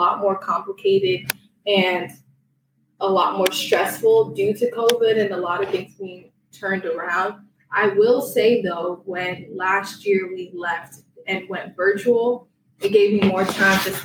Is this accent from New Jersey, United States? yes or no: yes; Newark, New Jersey, United States; I'm from Newark, New Jersey.